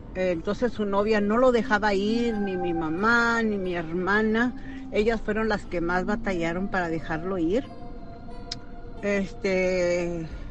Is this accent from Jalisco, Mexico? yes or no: no; Meoqui, Chihuahua, Mexico; now in Dallas, United States; yo soy de Chihuahua. Es un pueblito que se llama Mioqui, Mioqui, Chihuahua